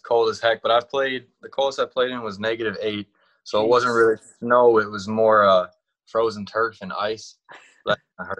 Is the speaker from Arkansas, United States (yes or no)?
no; Wisconsin, United States; I'm from Wisconsin.